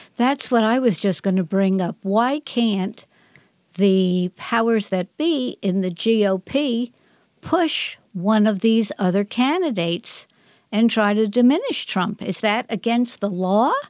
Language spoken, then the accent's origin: English; Northeast, United States; I grew up in the Northeast